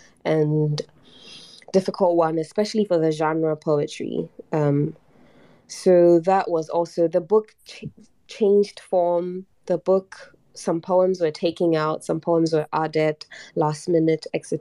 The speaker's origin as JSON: {"language": "English", "country": "Ghana", "said": "I talk a lot about my identity as a Black woman, as an artist, as a poet, as a Ghanaian"}